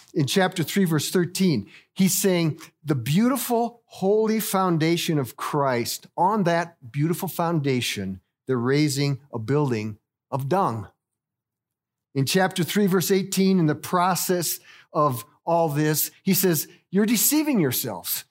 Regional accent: Littleton, Colorado, United States; moved away as an adult; also born or lived in Rwanda; I was born and raised here in Littleton

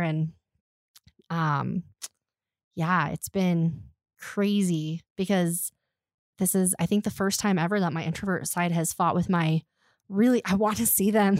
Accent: Colorado, United States; also born or lived in Alaska; I grew up in Colorado

